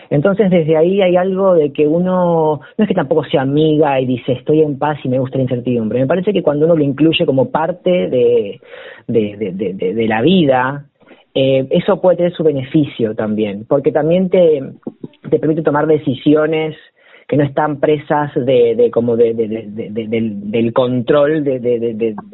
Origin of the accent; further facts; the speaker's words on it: La Plata, Buenos Aires Province, Argentina; yo soy platense, claro, sí, sí, sí, sí, yo soy platense.